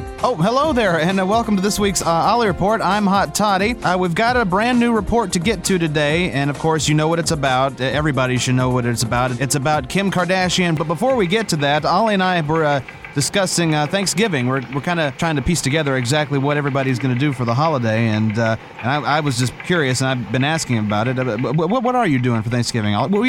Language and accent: English; the South, United States; You know, growing up in the South, you see some kind of crazy things on holidays.